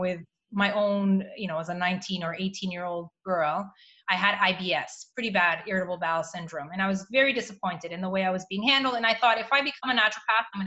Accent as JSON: {"language": "English", "country": "Canada", "tie": "born or raised there", "also_born_or_lived": "Mozambique", "moved": "as an adult", "lives_now": "Cascais, Portugal", "said": "I'm from a place called Mozambique, which is an African country and right on the border of South Africa. And because of the nature of the country, it was a Portuguese colony. And there's just a lot of intricacies to it, right? So I'm mixed Portuguese and African, hence the funny names. I was raised in Canada"}